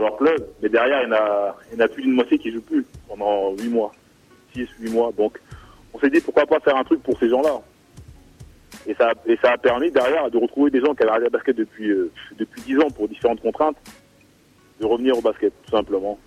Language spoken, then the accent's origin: French; Caen, Normandy, France; also born or lived in Bordeaux; je viens de Caen, c'est Robin une ville à côté, juste à côté en fait de, de Caen